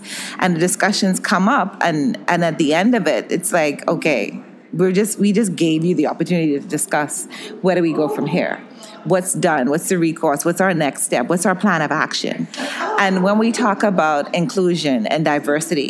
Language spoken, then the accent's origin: English; Bahamas; I'm from the Bahamas, and it's predominantly African descent population